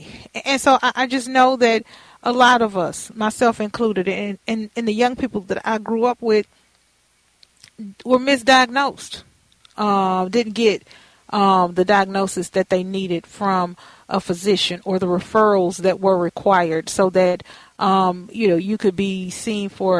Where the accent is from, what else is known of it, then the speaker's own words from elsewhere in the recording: United States; I grew up in Fifth Ward